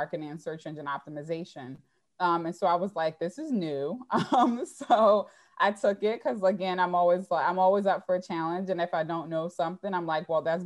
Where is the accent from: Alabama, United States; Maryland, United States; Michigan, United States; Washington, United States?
Maryland, United States; Baltimore; in Baltimore, growing up in Baltimore